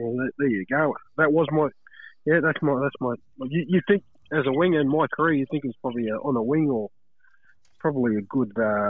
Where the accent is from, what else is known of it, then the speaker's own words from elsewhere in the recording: Brisbane, Queensland, Australia; also born or lived in Fiji; I was born in Fiji, came to Australia when I was 3, and I grew up in Brisbane. So I grew up out at Logan. Yeah, had a good upbringing